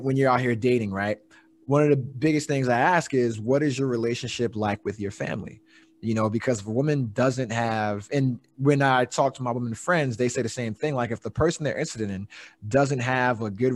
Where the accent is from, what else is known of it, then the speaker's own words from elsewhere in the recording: East Coast, United States; I grew up in the East Coast